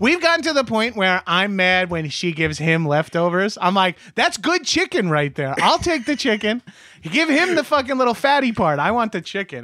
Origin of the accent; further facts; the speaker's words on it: New York, United States; moved away as an adult; now in Los Angeles, United States; growing up as a New Yorker or a Northeasterner